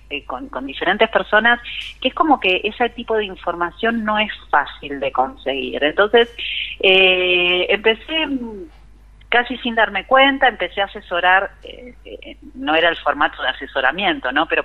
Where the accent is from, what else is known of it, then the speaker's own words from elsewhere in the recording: Buenos Aires, Argentina; also born or lived in Salta; yo soy porteña y vine en marzo por 10 días. Eh, y bueno, nunca, nunca más volví, así que acá sigo en Salta.